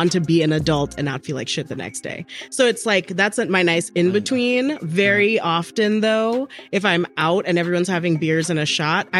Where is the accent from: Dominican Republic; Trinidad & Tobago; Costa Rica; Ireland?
Trinidad & Tobago; I'm from Trinidad